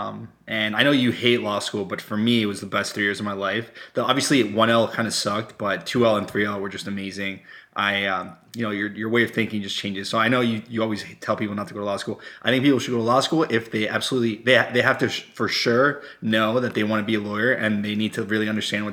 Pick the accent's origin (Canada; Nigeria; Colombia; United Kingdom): Colombia; English is a second language; now in United States; I am originally from Colombia